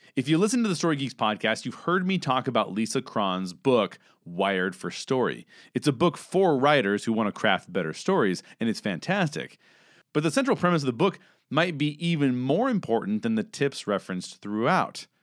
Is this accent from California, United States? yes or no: yes; Southern California, United States; I'm a 38 year old white cis male who was born and raised in Southern California, where I currently reside